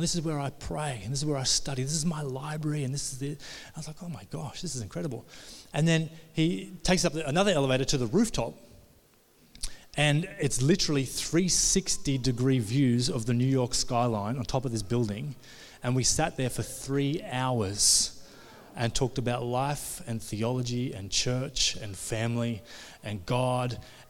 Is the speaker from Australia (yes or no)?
yes; Australia; We come all the way from Australia, John, and he's just walking us around the streets.